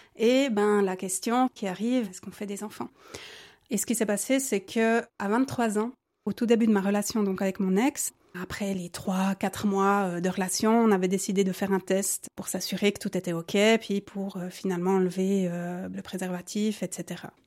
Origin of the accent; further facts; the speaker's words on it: Neuchâtel, Switzerland; j'ai 37 ans, je viens de Neuchâtel